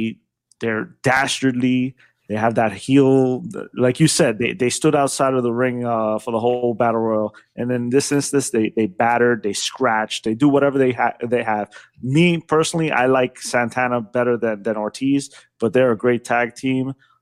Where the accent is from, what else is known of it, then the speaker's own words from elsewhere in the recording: New York City, New York, United States; I'm from New York